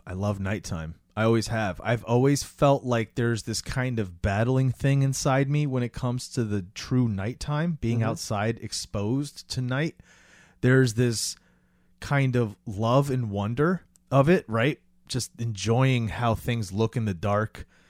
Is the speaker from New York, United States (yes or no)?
no; Florida, United States; And I grew up in Florida, so it was like